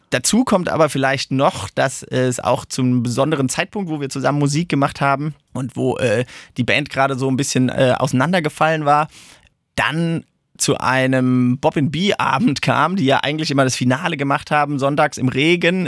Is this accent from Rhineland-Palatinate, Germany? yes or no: yes; Mainz, Rhineland-Palatinate, Germany; moved away as an adult; now in Darmstadt, Germany; Also ich bin ja eigentlich ein Mainzer